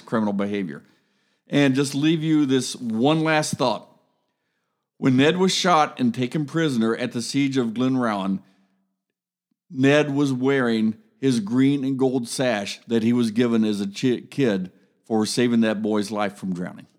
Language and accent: English; United States; as an American